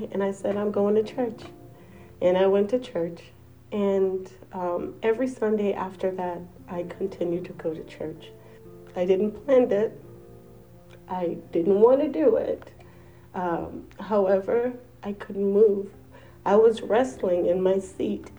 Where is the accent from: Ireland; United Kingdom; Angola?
Angola; now in United States; I am not from here. I'm from Angola.